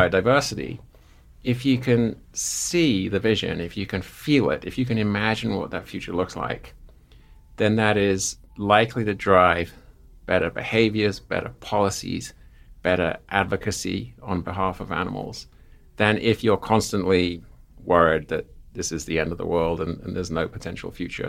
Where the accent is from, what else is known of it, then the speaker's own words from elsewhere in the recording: Seaford, South East England, United Kingdom; now in Missoula, United States; I grew up in southern England, a place called Seaford, which is surrounded by white cliffs